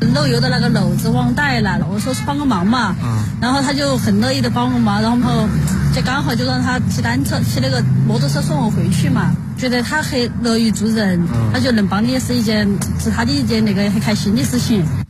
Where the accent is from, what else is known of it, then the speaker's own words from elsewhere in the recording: Chongqing, China; 我们重庆人也很耿直，就有那种江湖豪情的感觉